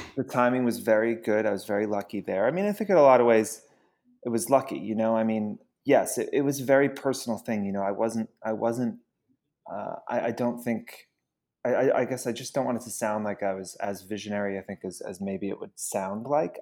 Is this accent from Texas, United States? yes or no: no; Georgia, United States; moved away as an adult; also born or lived in Queens, New York; now in New York, United States; I'm from Georgia, actually. I was born in Queens, but, like, when I was six months old, we moved down to Georgia